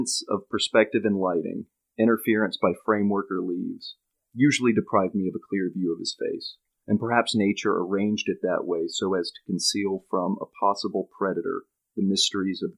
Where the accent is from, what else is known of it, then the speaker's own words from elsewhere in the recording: the Appalachians, United States; growing up in the Appalachians